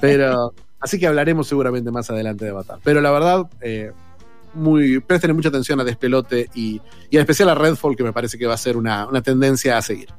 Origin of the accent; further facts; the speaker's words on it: Argentina; como todo argentino